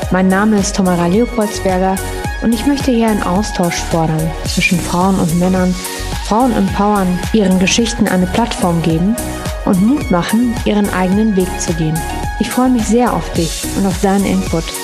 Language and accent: German; Afghanistan; Das sagen wir so in unserem afghanischen Kulturgebrauch. Wir nennen niemals den Namen ohne die Endung John, weil das gilt bei uns als respektlos.